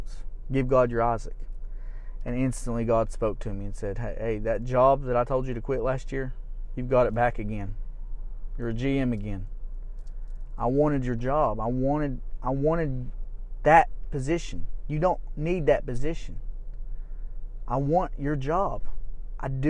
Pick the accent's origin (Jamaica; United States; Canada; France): United States; Elizabethan, my hometown